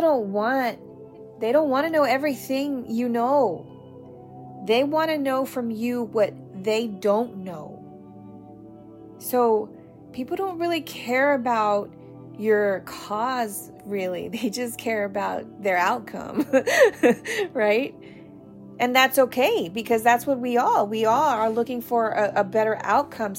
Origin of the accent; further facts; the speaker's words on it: United States; as an American